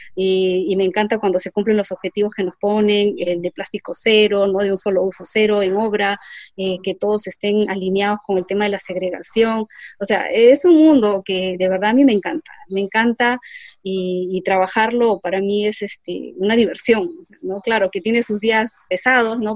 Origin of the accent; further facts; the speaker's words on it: Lima, Peru; yo soy de Lima y me gustaba ir a la playa, a ver las olas